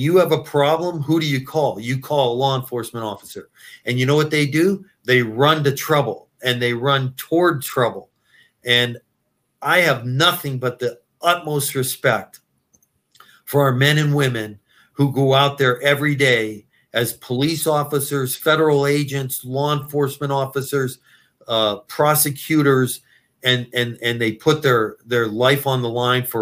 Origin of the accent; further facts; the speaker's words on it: Erie, Pennsylvania, United States; moved away as an adult; also born or lived in Philadelphia / Cleveland / Cincinnati / Dayton; my hometown of Erie, Pennsylvania